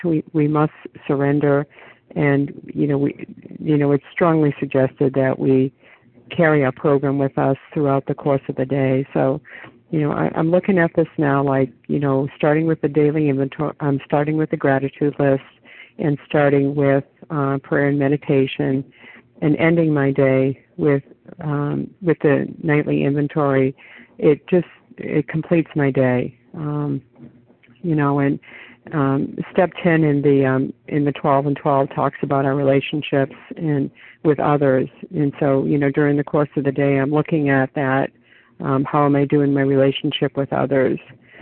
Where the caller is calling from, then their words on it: New Hampshire, United States; compulsive overeater, recovered for today. I'm calling in from New Hampshire this morning.